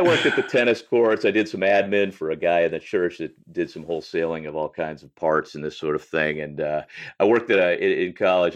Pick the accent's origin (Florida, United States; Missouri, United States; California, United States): Missouri, United States; St. Louis; I grew up in St. Louis primarily